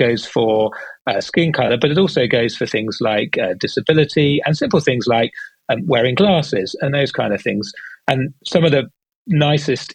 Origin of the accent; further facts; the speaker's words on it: United Kingdom; accent: British; Started in the UK, as you can tell from my accent, that's where I'm based